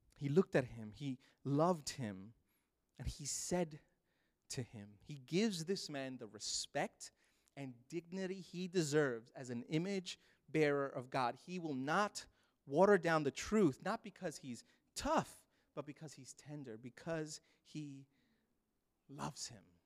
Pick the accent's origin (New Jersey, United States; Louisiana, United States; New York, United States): New York, United States; New York City; moved away; I grew up in Brooklyn, New York.